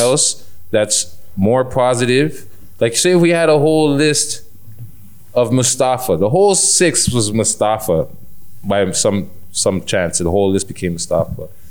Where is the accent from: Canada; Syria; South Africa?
Canada; Toronto, Ontario; as a Jamaican Canadian